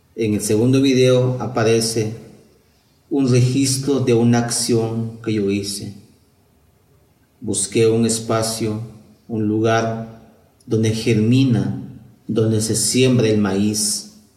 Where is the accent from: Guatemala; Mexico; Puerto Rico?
Guatemala; San Pedro La Laguna, Sololá; first language Tz'utujil; Spanish is a second language; artista maya … de San Pedro de la Luna, Guatemala